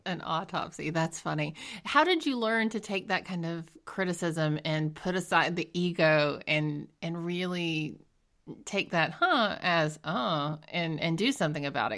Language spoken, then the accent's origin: English; Georgia, United States; I'm from Georgia